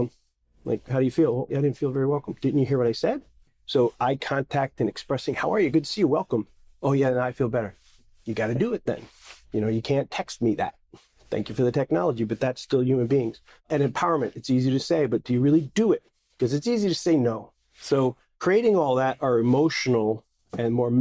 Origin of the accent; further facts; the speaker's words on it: New Jersey, United States; I'm just a Jersey boy